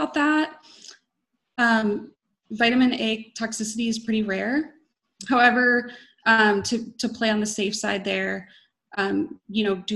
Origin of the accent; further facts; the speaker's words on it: Wisconsin, United States; I am from Wisconsin